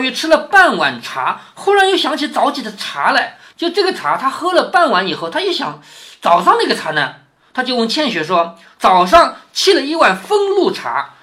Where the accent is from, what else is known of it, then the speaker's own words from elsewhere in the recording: China; 我们中国人